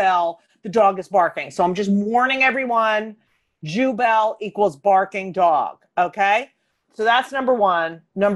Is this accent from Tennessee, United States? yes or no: no; Clark, New Jersey, United States; also born or lived in Newark, New Jersey / Elizabeth, New Jersey; I was born in Newark. We lived in Elizabeth and then we moved to Clark, New Jersey.